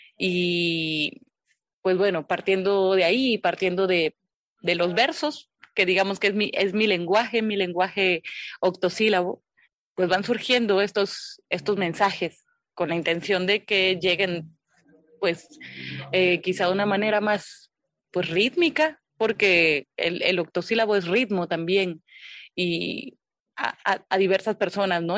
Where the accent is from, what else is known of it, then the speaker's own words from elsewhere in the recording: Loma Bonita, Oaxaca, Mexico; also born or lived in Minatitlán, Veracruz; nací en Minatitlán, en Minatitlán, Veracruz. Pero desde muy, muy, muy chiquita, desde bebé, me fui prácticamente a Loma Bonita. Yo soy de ahí, de, de Loma Bonita, Oaxaca